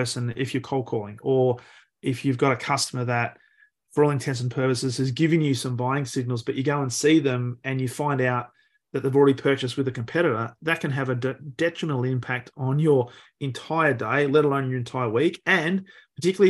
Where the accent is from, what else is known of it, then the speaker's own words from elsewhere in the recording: Australia; as an Australian